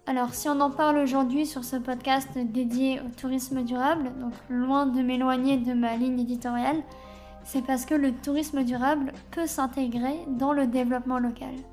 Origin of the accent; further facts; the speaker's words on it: France; Et donc Lombok, c'est vrai que nous, en tant que Français, à moins d'être déjà venus à Bali ou en Indonésie